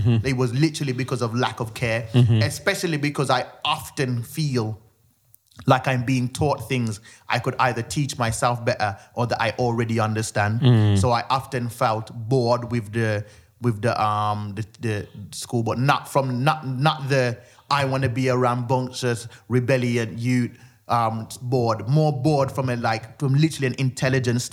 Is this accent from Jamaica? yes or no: yes; Jamaica; I was born in Jamaica, so like everyone was the entertainment